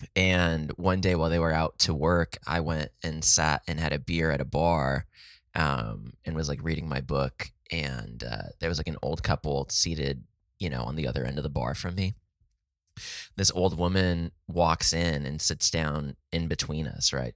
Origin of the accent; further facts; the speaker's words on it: San Diego, California, United States; Oh, it's San Diego.